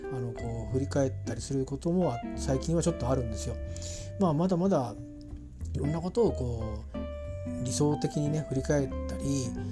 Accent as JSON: {"language": "Japanese", "region": "Kanto", "country": "Japan", "tie": "born or raised there", "said": "小さい頃から関東圏にいたもんですから"}